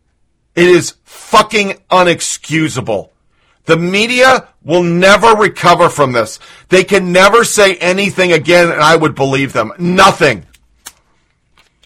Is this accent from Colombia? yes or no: no; United States; as American, a person who's fucking defended this country